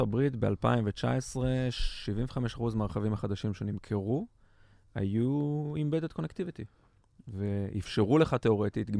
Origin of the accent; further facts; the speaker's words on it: Ganei Tikva, Central District, Israel; בן 42, מגני תקווה